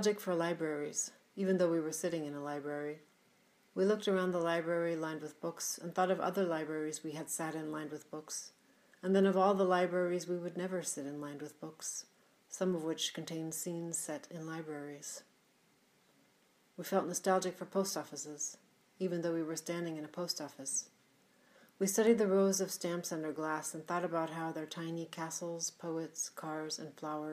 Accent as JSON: {"language": "English", "town": "Seattle", "region": "Washington", "country": "United States", "tie": "born or raised there", "said": "my hometown of Seattle"}